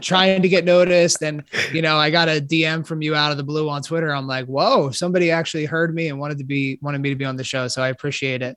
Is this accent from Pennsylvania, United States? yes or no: yes; Philadelphia, Pennsylvania, United States; also born or lived in Maryland; born and raised in Philadelphia